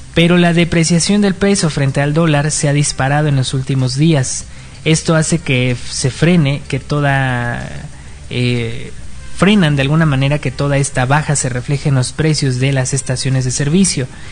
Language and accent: Spanish; Mexico